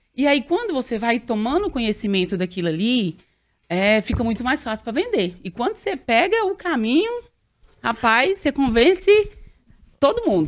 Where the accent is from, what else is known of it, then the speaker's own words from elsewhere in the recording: Arinos, Minas Gerais, Brazil; accent: mineiro; moved away as an adult; eu sou mais do interior, sou do noroeste de Minas. E quando eu me formei lá, segundo grau, a cidade bem pequena